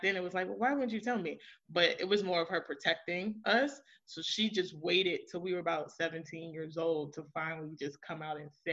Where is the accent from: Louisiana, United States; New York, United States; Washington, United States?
New York, United States; New York City; I am originally from Queens, New York. Born and raised by my maternal grandmother